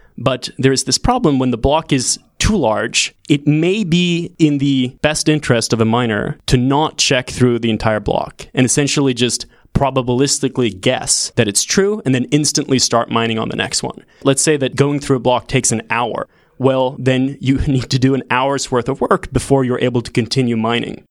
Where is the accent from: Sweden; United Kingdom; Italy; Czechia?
Sweden; moved away as an adult; also born or lived in California; I'm originally from Sweden, moved to California to do a C S at Stanford four years ago in twenty fourteen